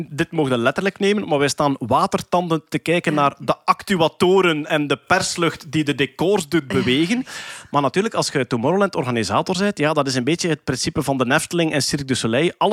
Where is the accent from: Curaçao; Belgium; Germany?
Belgium; staan wij om vijf uur op, hè, als, als, als Belg.